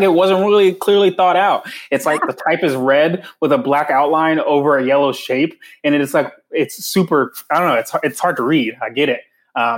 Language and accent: English; North Carolina, United States; moved away; I am from North Carolina